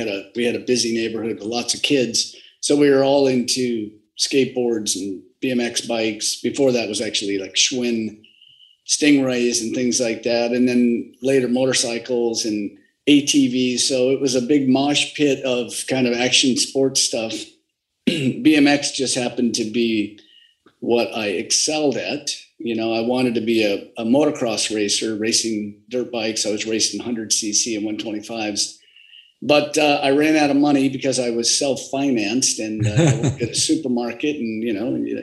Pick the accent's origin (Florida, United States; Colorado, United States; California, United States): California, United States; San Diego; also born or lived in Pasadena; family moved to San Diego. And so I claim to be from San Diego because I've lived here most of my life